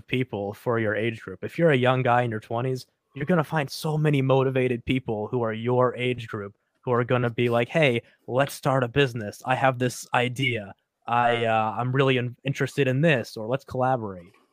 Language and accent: English; New Hampshire, United States; born or raised there